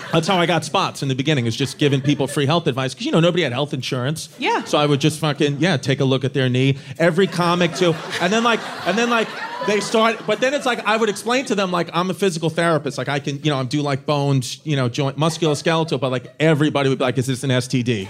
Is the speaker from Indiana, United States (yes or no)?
no; New York City, New York, United States; I'm from Brooklyn